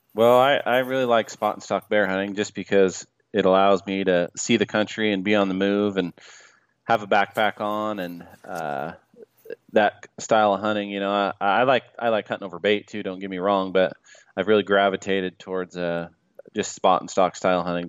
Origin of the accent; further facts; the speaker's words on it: Salmon, Idaho, United States; I grew up in Salmon, Idaho